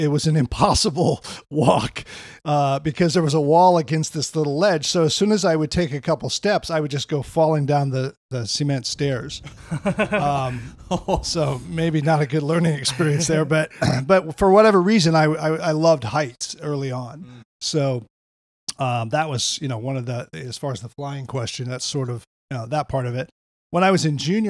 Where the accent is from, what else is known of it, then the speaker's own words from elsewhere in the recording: Wyoming, United States; also born or lived in Lemmon, South Dakota; So I was born in South Dakota, and I was, I think part of the early shaping was I was raised on a farm in just a small little town called Lemon, South Dakota. And I was raised there for, till I was like six, seven, and then moved to Wyoming